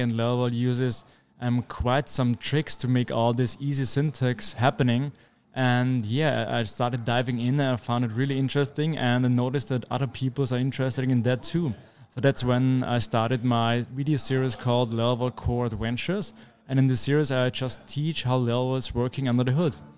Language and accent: English; Vienna, Austria; I'm a developer from Vienna, beautiful city in Austria